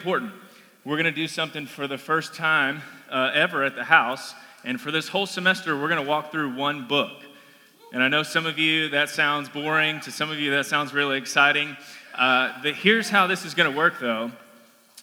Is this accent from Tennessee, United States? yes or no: yes; Collierville, Tennessee, United States; I'm from Collierville. I grew up in Collierville